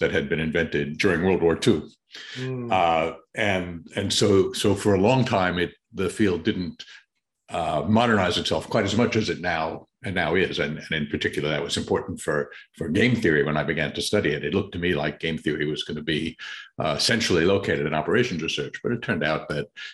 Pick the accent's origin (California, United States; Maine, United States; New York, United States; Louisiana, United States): New York, United States; New York City; accent: Queens English; I grew up in New York City